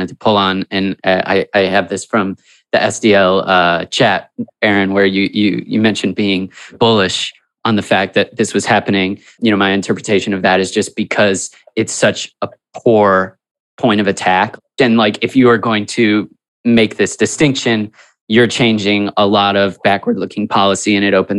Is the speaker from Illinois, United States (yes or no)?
yes; Chicago, Illinois, United States; we're from Chicago